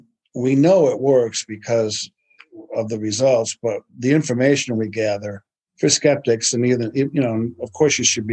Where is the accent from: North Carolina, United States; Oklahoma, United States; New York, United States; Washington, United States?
New York, United States; I'm from New York